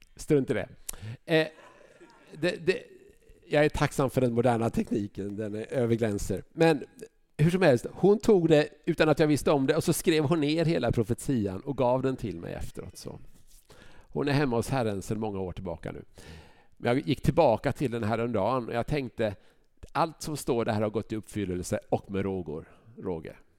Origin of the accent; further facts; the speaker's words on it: Huskvarna, Jönköping County, Sweden; now in Vänersborg, Sweden; Jag växte upp i Huskvarna